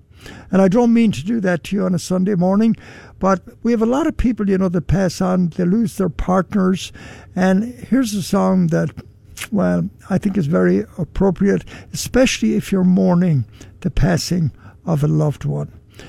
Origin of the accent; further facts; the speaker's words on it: Ballina, Connacht, Ireland; moved away; my hometown of Ballina in County Mayo.